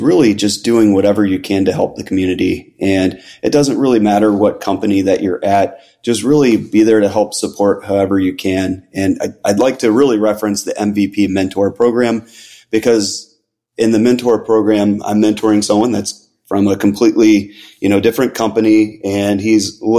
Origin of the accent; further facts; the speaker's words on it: Chicago, Illinois, United States; moved away as an adult; now in Florida, United States; I'm originally from Chicago, but currently live in Florida and have for about the last 7 years now